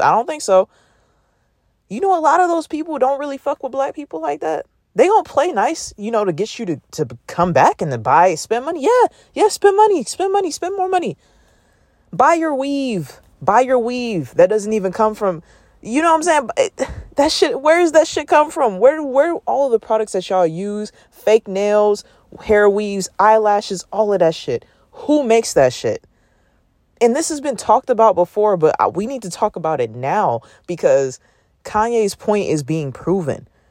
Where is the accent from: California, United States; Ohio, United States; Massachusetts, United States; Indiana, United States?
California, United States; Oakland; I'm from Oakland, California